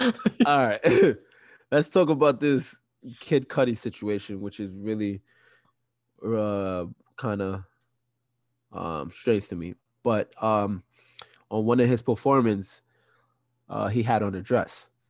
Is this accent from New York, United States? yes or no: yes; New York, United States; we from New York. We're all from New York.